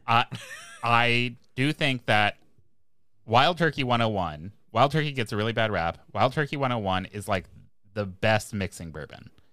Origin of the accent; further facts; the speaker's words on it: Kentucky, United States; I am from Kentucky